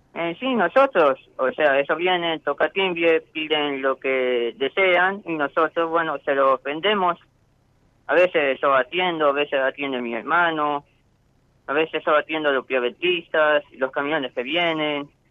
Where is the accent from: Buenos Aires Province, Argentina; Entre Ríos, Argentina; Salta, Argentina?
Buenos Aires Province, Argentina; Zárate; de Zárate, Buenos Aires.